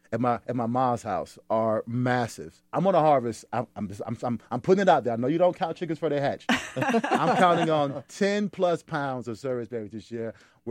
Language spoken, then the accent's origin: English; South Carolina, United States; I'm from South Carolina